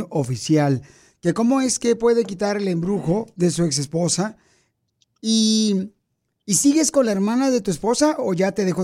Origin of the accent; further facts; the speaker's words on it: Oaxaca, Mexico; now in Costa Mesa, United States; porque aquí venimos de Oaxaca, a Costa Mesa, Estados Unidos.